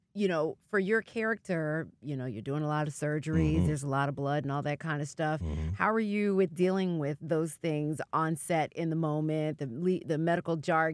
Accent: New York, United States; even though I'm a New Yorker

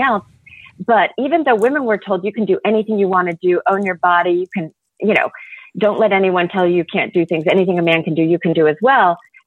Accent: Oklahoma, United States; I grew up in Oklahoma, so they had something called Everclear there.

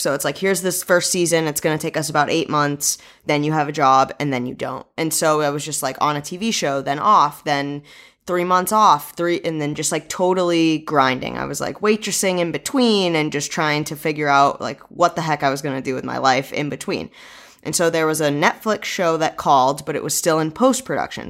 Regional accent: New England, United States; moved away as an adult; also born or lived in University of New Hampshire / Los Angeles; I'm from New England

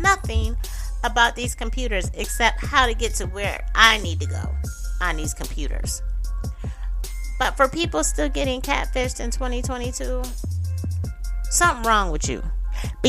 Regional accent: Syracuse, New York, United States; my hometown of Syracuse, New York

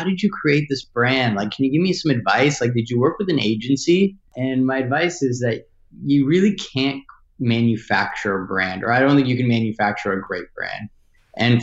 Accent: Los Angeles, California, United States; also born or lived in Washington, D.C.; I grew up here in Los Angeles

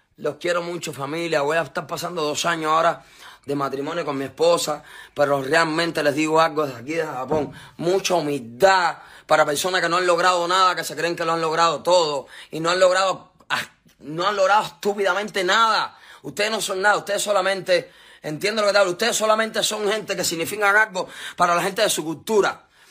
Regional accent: Cuba; la tendencia que está en mi país ahora

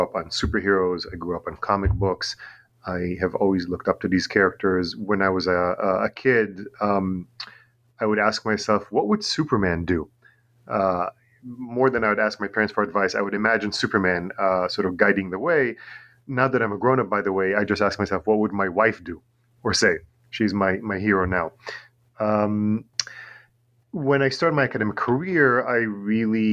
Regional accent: Tel Aviv, Tel Aviv District, Israel; English is a second language; also born or lived in New York; now in Long Island, New York, United States; I'm originally from Tel Aviv in Israel

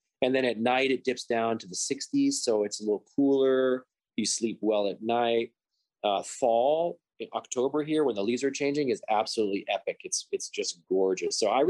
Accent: Champaign, Illinois, United States; moved away as an adult; also born or lived in Chicago, Illinois; now in Montreal, Canada; I was born in Champaign, Illinois, and that's about 2 hours south, well, 2.5 hours south of Chicago. That's where the University of Illinois is located.

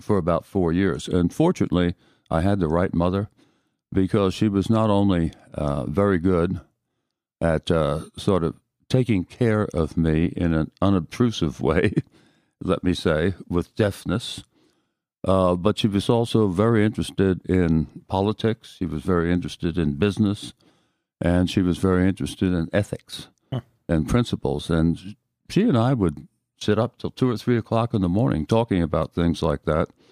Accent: Haddon Heights, New Jersey, United States; moved away as an adult; now in San Antonio, United States; I was born in Haddon Heights, New Jersey

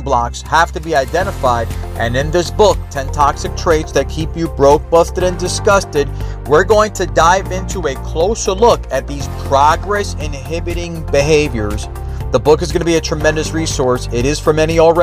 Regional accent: New York, United States; moved away as an adult; now in Dallas, United States; I'm still a New Yorker at heart, still a Giant fan.

